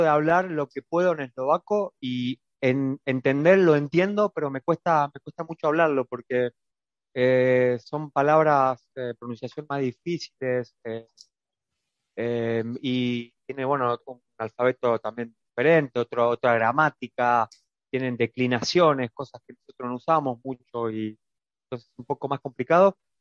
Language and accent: Spanish; Argentina; moved away as an adult; now in Bratislava, Slovakia; soy una persona argentina